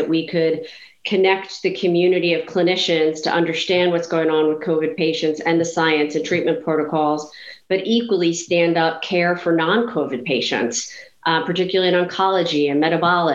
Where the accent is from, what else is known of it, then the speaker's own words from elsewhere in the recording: outside of Philadelphia, Pennsylvania, United States; I grew up outside of Philadelphia